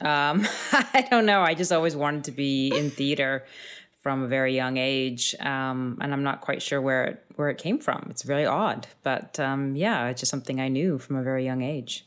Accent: Thunder Bay, Ontario, Canada; I grew up in Thunder Bay

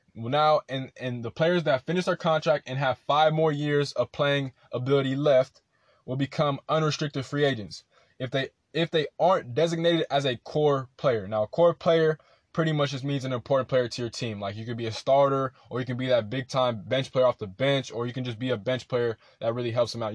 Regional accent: Rancho Cucamonga, California, United States; I'm from Rancho Cucamonga

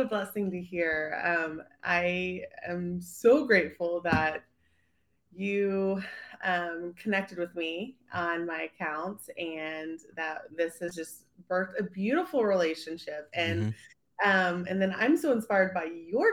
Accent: Abilene, Texas, United States; moved away as an adult; also born or lived in Dallas, Texas; I grew up in Abilene, Texas

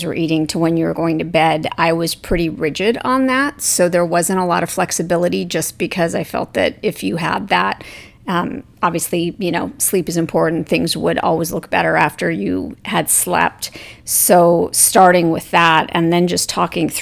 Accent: Hawaii, United States; moved away as an adult; also born or lived in Arizona; I grew up in Hawaii and eventually moved from Hawaii to Arizona partway through college.

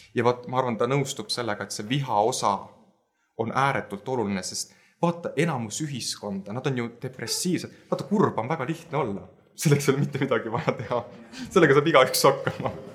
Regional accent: Tartu, Tartu County, Estonia; also born or lived in Lääne-Viru County; me kolisime ära siis Lääne-Virumaalt, äh, äh, kuna vanemad lahutasid ja, ja me kolisime Tartusse ja minu jaoks hakkas sealt nagu elu pihta

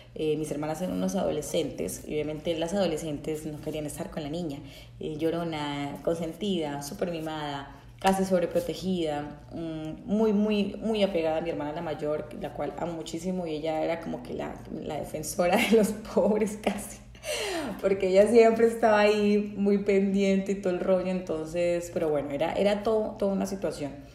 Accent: Bucaramanga, Santander, Colombia; yo soy colombiana, eh, para los que no, no saben, soy colombiana, nací en Bucaramanga, Titre fue en, en, Santander, Colombia

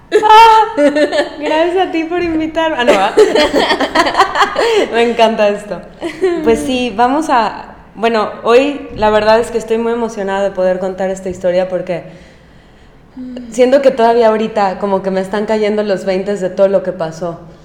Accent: Mexico; moved away as an adult; also born or lived in Mérida, Yucatán / New York; yo nunca había vivido fuera de México más de tres meses

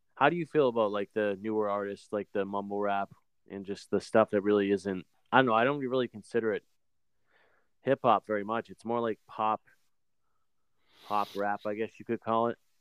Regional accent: New Hampshire, United States; moved away; I'm, I'm originally from New Hampshire

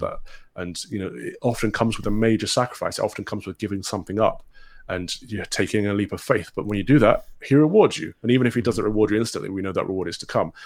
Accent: Mansfield, East Midlands, United Kingdom; I'm from the Midlands, a former miners' town called Mansfield, which is in Robin Hood country. Um, grew up, you know, playing around in Sherwood Forest

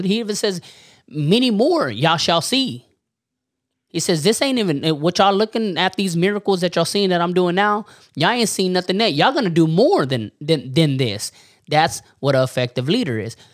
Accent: Warden, Texas, United States; we're from Warden, Texas, so we're not up there in the panhandle

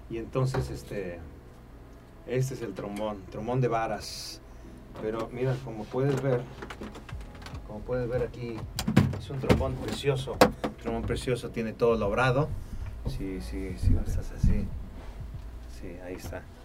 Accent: Tampico, Tamaulipas, Mexico; moved away; also born or lived in Mexico City / Los Angeles; soy oriundo de Tampico, Tamaulipas

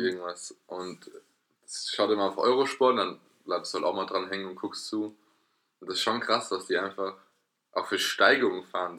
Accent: Erlenbach, Germany; da wo ich herkomme, in Erlenbach

